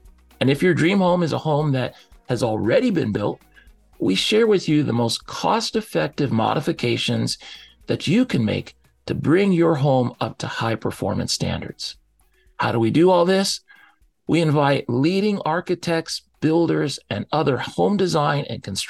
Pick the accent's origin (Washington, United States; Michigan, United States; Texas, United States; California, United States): Washington, United States; Seattle; I grew up here in the Seattle area